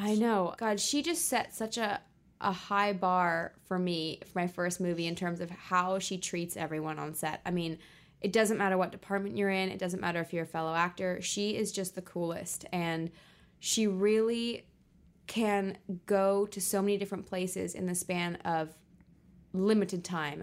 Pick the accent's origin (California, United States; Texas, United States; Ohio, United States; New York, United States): California, United States; Los Angeles; also born or lived in Guildford, England; I was born in Guilford, West Sussex in England, in the countryside, but moved to Los Angeles when I was five. So I'm very much both a Brit and an American